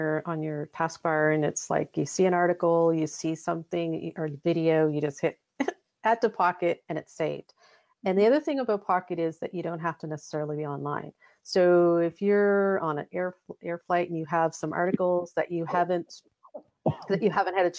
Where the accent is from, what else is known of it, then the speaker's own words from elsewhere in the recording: Halifax, Nova Scotia, Canada; we're both from Halifax